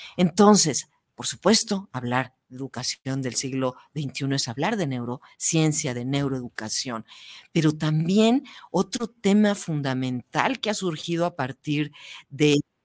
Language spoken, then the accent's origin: Spanish; Mexico; como mexicanas